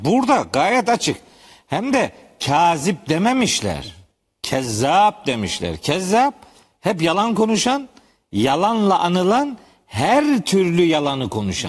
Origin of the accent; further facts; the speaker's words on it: Trabzon, Turkey; bizim Trabzonluların bir fıkrası var